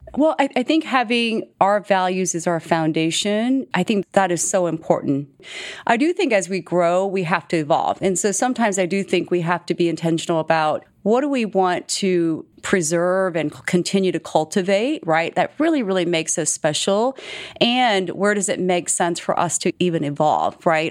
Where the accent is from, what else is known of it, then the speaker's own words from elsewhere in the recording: Texas, United States; English is a second language; also born or lived in Seoul, South Korea / Virginia; growing up as a, as a minority in Texas